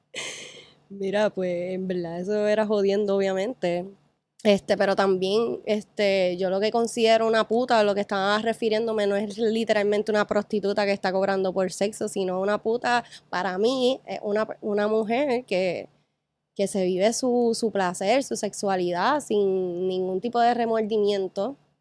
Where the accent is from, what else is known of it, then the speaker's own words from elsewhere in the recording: Ponce, Puerto Rico; now in Isla Verde, Puerto Rico; Ya, ya yo dejé Ponce hace años, realmente. Llevo 12, 13 años fuera de Ponce